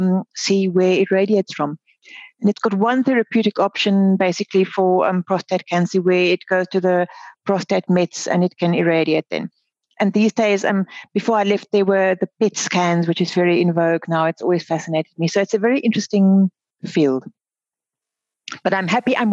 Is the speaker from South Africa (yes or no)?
yes; South Africa; also born or lived in Cape Town; I'm the girl from Africa, the southern tip of Africa. I live in Cape Town